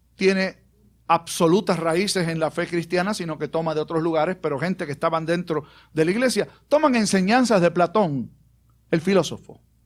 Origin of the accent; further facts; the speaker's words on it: Puerto Rico; also born or lived in Aguadilla / Bayamón; el jíbaro nuestro